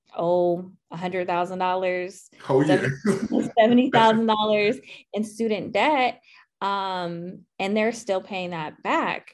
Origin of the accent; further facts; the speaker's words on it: Southern California, United States; moved away as an adult; also born or lived in Mississippi / Auburn, Alabama; now in Atlanta, United States; I'm originally from Southern California, so I'm a Cali girl